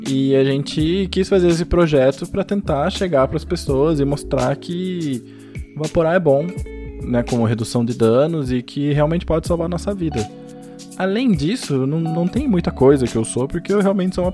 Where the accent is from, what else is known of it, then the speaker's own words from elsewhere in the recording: São Paulo, Brazil; now in Curitiba, Brazil; todo japonês ou veio de São Paulo ou veio de Londrina, então é meu caso também. De São Paulo, no caso.